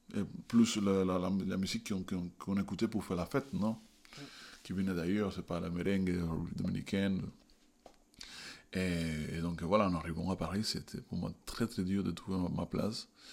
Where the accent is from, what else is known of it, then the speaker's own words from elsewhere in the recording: Havana, Cuba; French is a second language; moved away; je viens de, je suis né, et grandi à La Havane